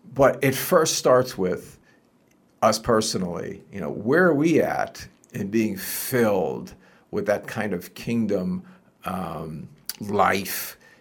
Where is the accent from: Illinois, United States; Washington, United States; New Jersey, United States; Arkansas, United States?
New Jersey, United States; I grew up in Jersey